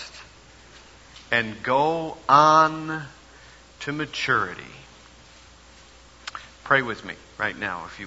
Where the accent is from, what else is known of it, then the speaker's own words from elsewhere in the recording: Chicago, Illinois, United States; moved away as an adult; also born or lived in Brooklyn; my parents' home, which was in the Chicago area. They were gone. It's the house, of course, that I grew up